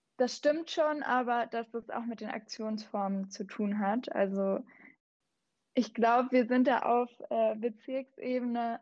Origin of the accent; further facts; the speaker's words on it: Southern Germany, Germany; now in Berlin, Germany; ich bin auch in Süddeutschland aufgewachsen, tatsächlich auch in den Bergen